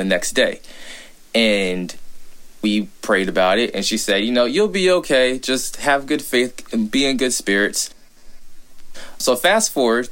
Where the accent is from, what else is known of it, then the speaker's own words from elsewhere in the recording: Fort Worth, Texas, United States; I'm a Texan from Fort Worth